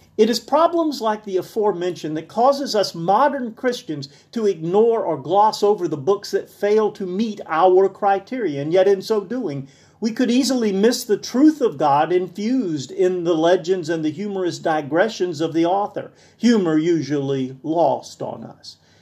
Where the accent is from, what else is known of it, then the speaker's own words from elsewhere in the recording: South Alabama, United States; where I was born in South Alabama